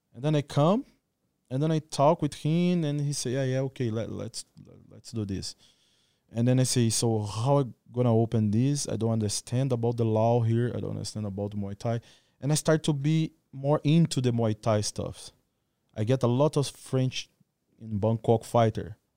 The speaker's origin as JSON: {"language": "English", "town": "Goiânia", "region": "Goiás", "country": "Brazil", "tie": "born or raised there", "also_born_or_lived": "Rio Verde, Brazil / Rio de Janeiro, Brazil", "second_language": "English", "moved": "as an adult", "lives_now": "Phuket, Thailand", "said": "I born in Rio Verde. Rio Verde is this kind of small city. I grew up, uh, and stood in Goiânia, too"}